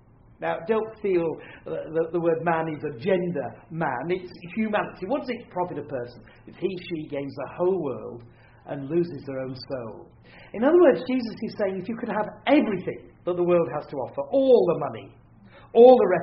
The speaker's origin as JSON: {"language": "English", "region": "Yorkshire and the Humber", "country": "United Kingdom", "said": "I am a Yorkshireman"}